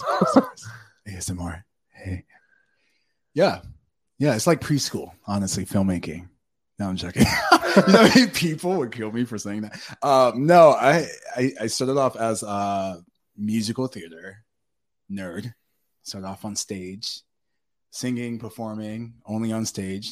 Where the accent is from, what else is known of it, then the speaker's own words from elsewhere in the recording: North Carolina, United States; now in Los Angeles, United States; I'm from North Carolina